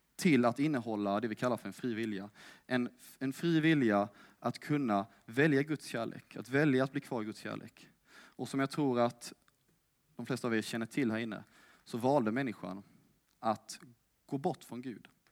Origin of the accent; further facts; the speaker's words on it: Älmhult, Kronoberg County, Sweden; moved away as an adult; now in Lund, Sweden; jag kommer från Småland. Älmhult närmare bestämt